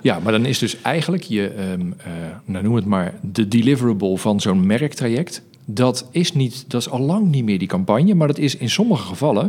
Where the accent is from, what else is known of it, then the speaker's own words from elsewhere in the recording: Netherlands; we als Nederlanders